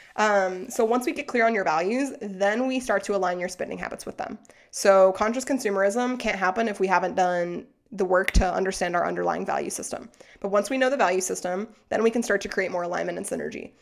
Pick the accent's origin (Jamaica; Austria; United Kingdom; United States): United States; Arkansas; moved away; I'm also from Arkansas, quick shout out. So, like, I grew up in a town with, like, thirty thousand people, but, like, four Walmarts